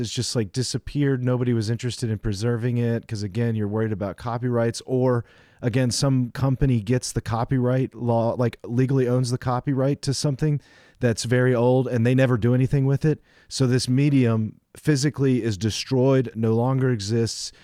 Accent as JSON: {"language": "English", "country": "United States", "said": "being an American"}